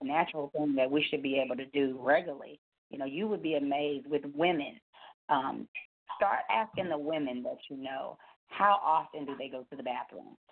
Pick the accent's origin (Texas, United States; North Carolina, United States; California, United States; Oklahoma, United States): Texas, United States; Dallas; also born or lived in Garland, Texas; I'm calling you from Garland, Texas, uh, born and raised here in Dallas